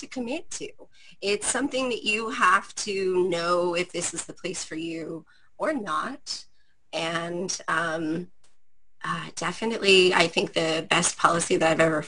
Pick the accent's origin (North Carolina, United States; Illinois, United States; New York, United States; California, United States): California, United States; San Jose; I am a Bay Area brat. I'm from San Jose, California